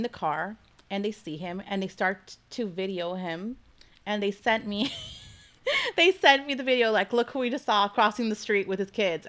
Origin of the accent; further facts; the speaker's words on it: United States; growing up in the States, first generation